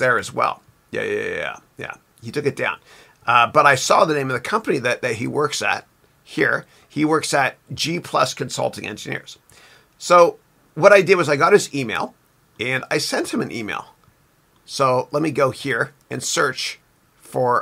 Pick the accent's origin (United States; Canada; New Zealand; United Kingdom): Canada; I'm Canadian.